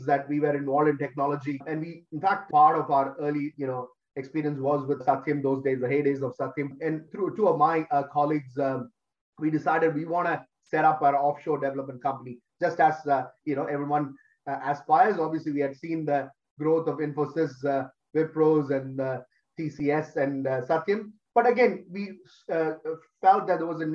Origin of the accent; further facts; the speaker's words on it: Delhi, India; moved away as an adult; also born or lived in Kerala; now in Australia; I grew up in Delhi